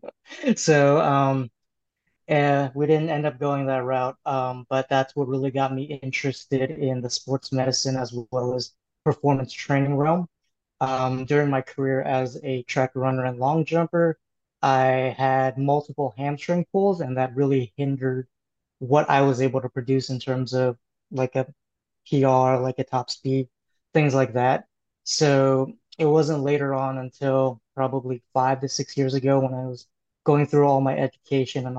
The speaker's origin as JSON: {"language": "English", "town": "Oakland", "region": "California", "country": "United States", "tie": "born or raised there", "said": "I grew up in Oakland, California"}